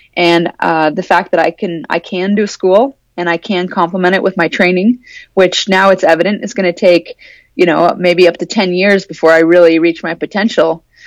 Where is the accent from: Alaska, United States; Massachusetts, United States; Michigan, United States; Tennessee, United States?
Alaska, United States; Anchorage; I grew up in Anchorage.